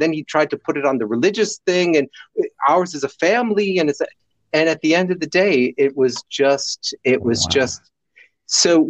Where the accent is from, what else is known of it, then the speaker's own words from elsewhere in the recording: New Jersey, United States; accent: Jersey; moved away as an adult; also born or lived in India; when I would go back to America, I could switch into like, you know, from New Jersey. So I'd switch into Jersey.